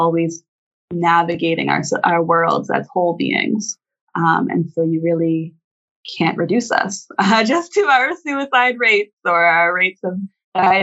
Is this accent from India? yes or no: no; Toronto, Ontario, Canada; I'm Anishinaabe from Charlotte Lake, which is a small community in southern Ontario. But I really had the honor and the privilege to be raised up by a bunch of aunties and my mom in Toronto